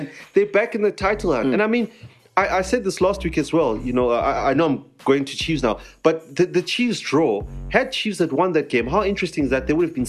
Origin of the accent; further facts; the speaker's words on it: South Africa; as South African fans